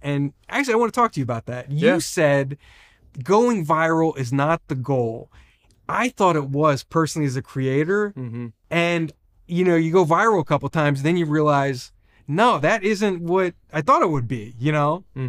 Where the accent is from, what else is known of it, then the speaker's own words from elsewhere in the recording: New Jersey, United States; I'm from New Jersey. I didn't grow up in Hollywood. I don't know famous people.